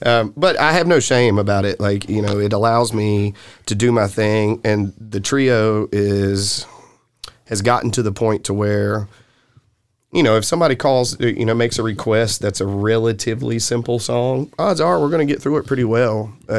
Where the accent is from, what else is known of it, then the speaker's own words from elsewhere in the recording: the South, United States; accent: Southern; And so people would kind of laugh at my southern accent.